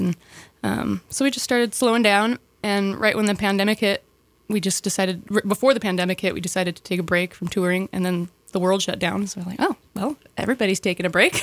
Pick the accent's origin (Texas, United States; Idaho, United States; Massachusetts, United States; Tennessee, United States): Idaho, United States; Sandpoint; I was born and raised here. Born, uh, grew up in town